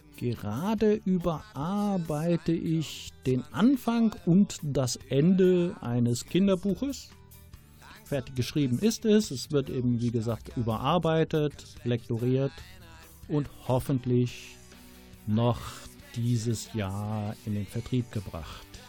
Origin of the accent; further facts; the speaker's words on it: Rommerskirchen, North Rhine-Westphalia, Germany; now in Ratingen, Germany; wurde 1964 in Rommerskirchen geboren, im Rheinland und wohne jetzt in Ratingen im Bergischen Land